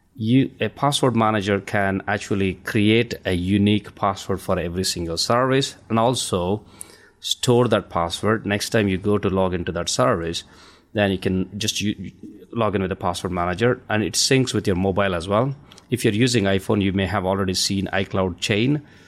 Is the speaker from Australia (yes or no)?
no; India; now in United Kingdom; I'm an Indian, uh, my, I'm originally from India. I have a, an accent here